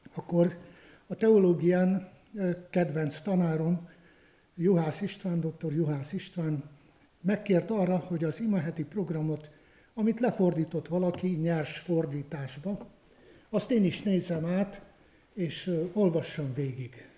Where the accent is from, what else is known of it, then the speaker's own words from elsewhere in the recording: Romania; moved away as an adult; also born or lived in Cluj-Napoca, Romania; ahol én születtem, a Királyhágó melléki gyülekezetekben